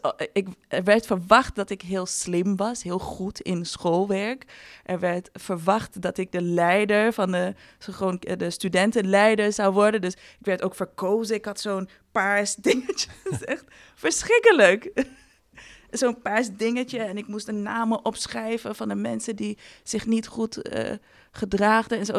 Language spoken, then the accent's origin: Dutch; Ghana; moved away; ik ben eh, opgegroeid met eh, drie broers in Ghana. Ik ben in Ghana geboren.